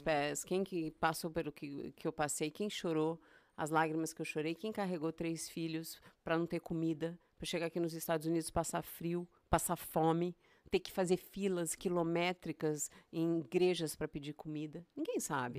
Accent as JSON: {"language": "Portuguese", "region": "São Paulo", "country": "Brazil", "tie": "born or raised there", "also_born_or_lived": "Goiânia / Montreux, Switzerland", "moved": "as an adult", "lives_now": "Boston, United States", "said": "Eu sou nascida em São Paulo, me criei Ei. em São Paulo, na capital"}